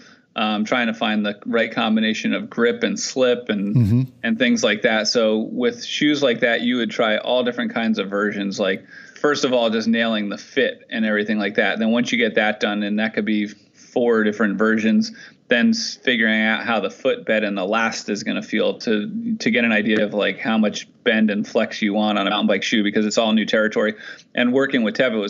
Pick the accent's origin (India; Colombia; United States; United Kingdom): United States; New Jersey; also born or lived in Pennsylvania; I grew up on the East Coast in New Jersey, and I went to college in Pennsylvania